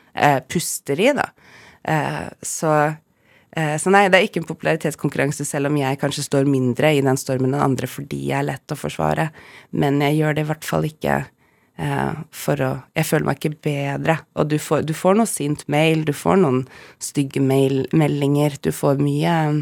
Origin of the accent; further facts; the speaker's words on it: Bodø, Nordland, Norway; now in Oslo, Norway; jeg er født i Bodø